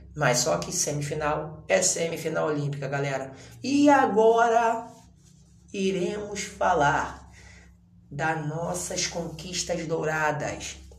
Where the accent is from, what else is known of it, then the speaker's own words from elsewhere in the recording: Brazil; nós somos brasileiros